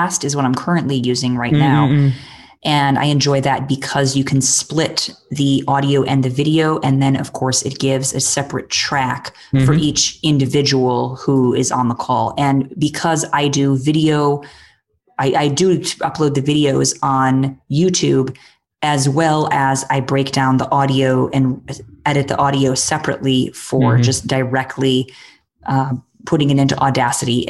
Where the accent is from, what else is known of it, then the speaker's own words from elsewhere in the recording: United States; moved away as an adult; now in Bihar, India; I'm from America originally, but my husband and I ended up moving here to Bihar